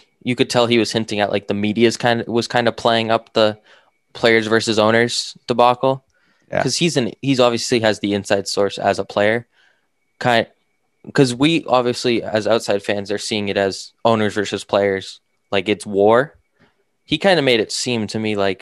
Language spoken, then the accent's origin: English; Northeast, United States; we're both from the Northeast